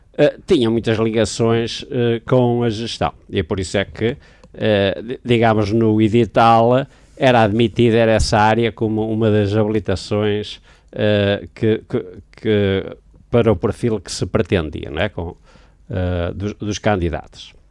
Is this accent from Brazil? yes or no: no; Braga, Norte, Portugal; eu sou natural de Braga